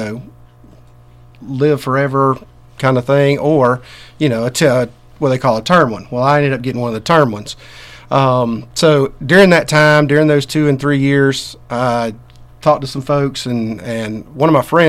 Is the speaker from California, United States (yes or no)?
no; Suwanee, Georgia, United States; I grew up in Gwinnett County up in Suwannee